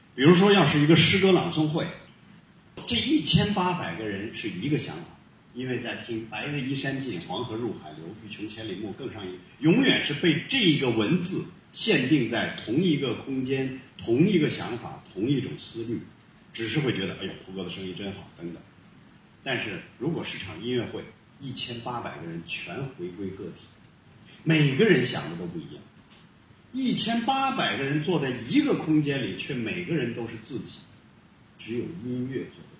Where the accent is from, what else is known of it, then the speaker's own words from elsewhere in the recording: Hulunbuir, Inner Mongolia, China; moved away; 我的老家呼伦贝尔